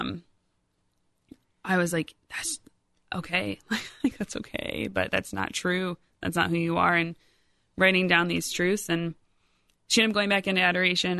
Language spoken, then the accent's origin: English; Rockford, Illinois, United States; moved away as an adult; also born or lived in Iowa; now in Centerburg, Ohio, United States; I was born and raised in Rockford, Illinois